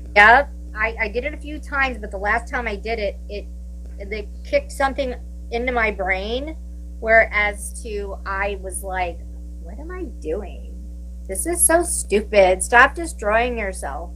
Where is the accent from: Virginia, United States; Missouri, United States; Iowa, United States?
Virginia, United States; Williamsburg; moved away as an adult; also born or lived in New Jersey; now in California, United States; I'm originally from Williamsburg, Virginia.